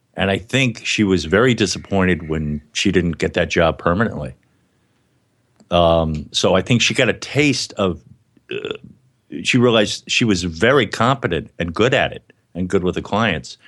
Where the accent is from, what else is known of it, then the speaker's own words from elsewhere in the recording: Miami, Florida, United States; now in New York, United States; I was a Catholic growing up in Miami, and I went to New York to pursue a dream of acting and comedy